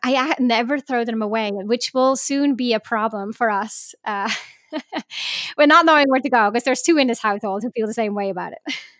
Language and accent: English; Switzerland; I was born in Switzerland